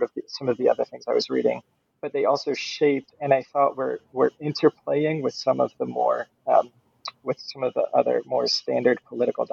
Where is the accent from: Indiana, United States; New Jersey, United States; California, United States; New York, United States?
Indiana, United States; Fort Wayne; moved away as an adult; also born or lived in Virginia; now in Houston, United States; So I am from the Midwest. I was born in Fort Wayne, Indiana, in northern Indiana